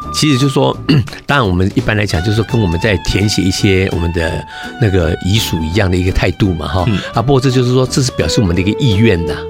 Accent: Taiwan; 就是我们在台湾目前我们最大的一个困难

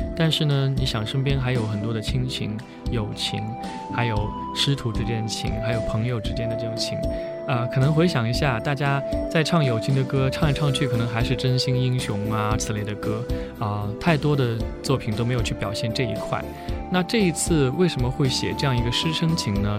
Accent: Sichuan, China; moved away; 其实因为我自己小时候是在四川长大的，我在四川生活过十年

